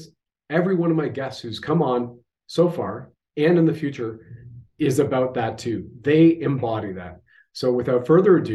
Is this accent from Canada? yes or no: yes; Canada; I have served my country at the federal level as a Canadian infantry soldier